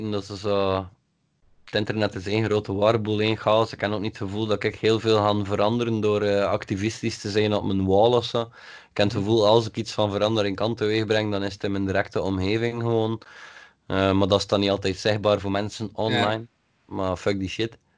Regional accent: IJmuiden, North Holland, Netherlands; En dat je moet weten, ik kom uit Exmuiden.

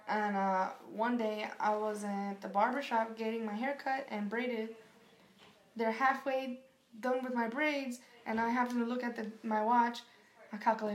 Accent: New York City, New York, United States; moved away; also born or lived in Las Vegas; I went to school in Queens, all the schools. But okay. I was raised in Brooklyn.

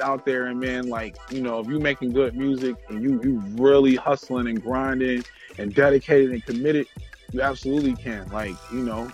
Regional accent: Minneapolis, Minnesota, United States; I'm from Minneapolis

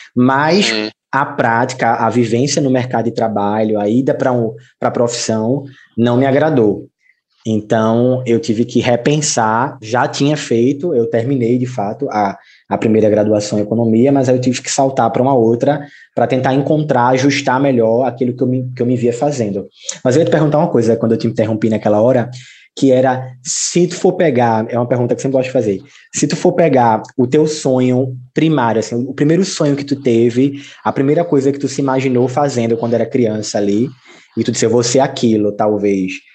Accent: Camaragibe, Pernambuco, Brazil; now in Recife, Brazil; eu nasci em Recife, mas os meus pais eram de Camaragibe, João. E aí é, eu vivi em Camaragibe até os 16 anos

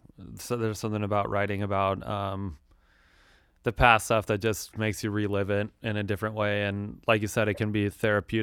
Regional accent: Wyoming, United States; now in Long Beach, United States; my first book is way more like, personal narrative about growing up in Wyoming and listening to metal and stuff.

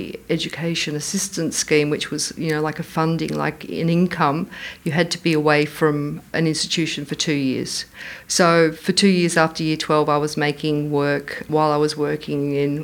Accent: Frankston, Victoria, Australia; when I was a child growing up in Frankston

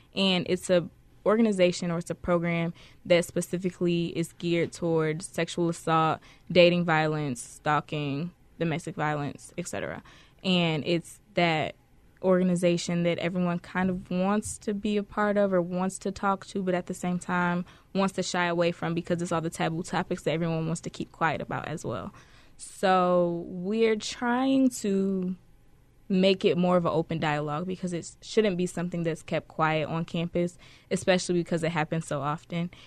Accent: Detroit, Michigan, United States; I'm originally from Detroit, Michigan.

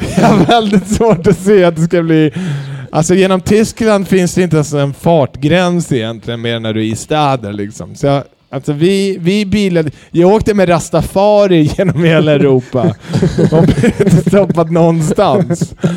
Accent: Sweden; Jag är född i Sverige.

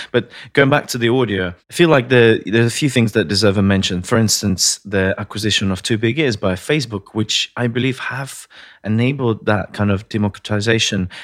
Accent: Latvia; moved away; I'm originally from Latvia, one of the Baltic states

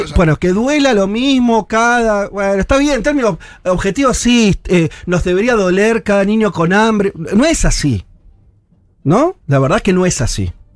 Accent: Argentina

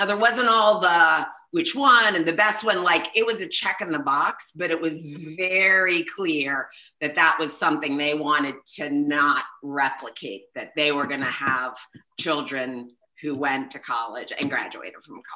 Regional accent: Pittsburgh, Pennsylvania, United States; I kind of have quintessential Pittsburgh roots

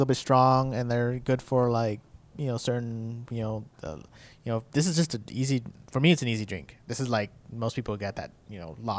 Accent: San Diego, California, United States; I grew up in San Diego.

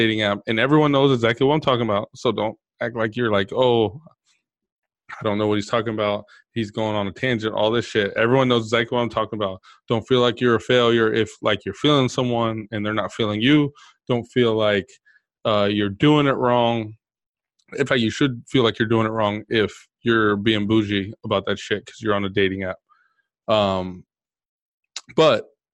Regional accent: Texas, United States; I'm from Texas

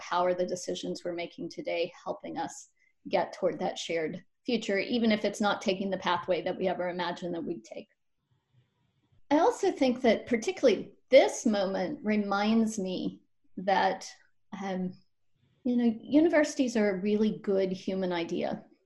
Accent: Appalachia, Western North Carolina, United States; I'm from Appalachia over in Western North Carolina

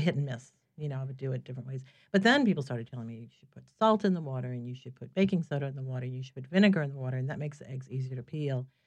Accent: New Orleans, Louisiana, United States; moved away as an adult; I'm from here originally. I was born in New Orleans, and I had moved away for more than a dozen years. And I came back in two thousand four

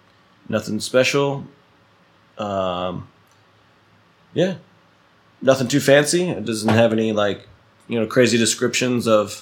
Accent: New Jersey, United States; It turns out that an apartment I used to rent in New Jersey, in my hometown, he was my landlord.

